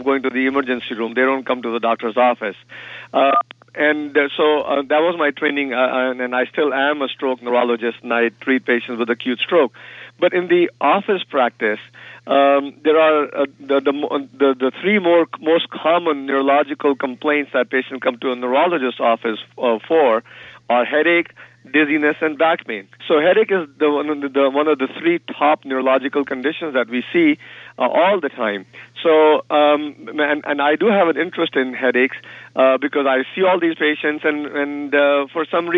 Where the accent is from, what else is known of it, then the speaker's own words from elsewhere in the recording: India; moved away; being from India, and I grew up in India